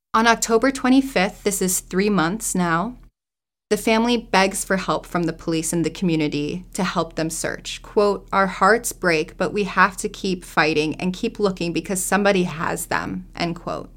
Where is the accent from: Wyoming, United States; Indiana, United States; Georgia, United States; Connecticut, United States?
Indiana, United States; Northwest; I grew up in Northwest Indiana.